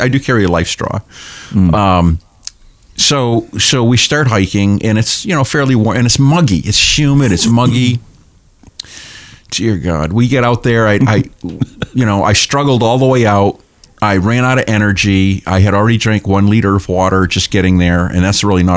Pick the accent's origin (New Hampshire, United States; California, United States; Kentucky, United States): New Hampshire, United States; Portsmouth; I'm a Seacoast guy. I was born and raised in Portsmouth